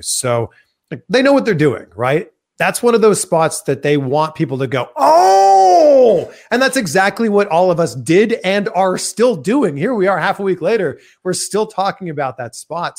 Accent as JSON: {"language": "English", "town": "Toronto", "region": "Ontario", "country": "Canada", "moved": "yes", "said": "we're both from Toronto"}